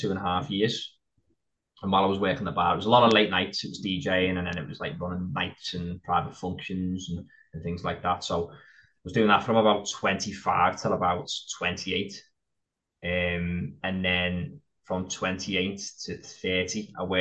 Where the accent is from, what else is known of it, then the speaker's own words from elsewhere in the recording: Liverpool, North West England, United Kingdom; also born or lived in Wigan; when I turned nine, I lived full time in Liverpool. I grew up there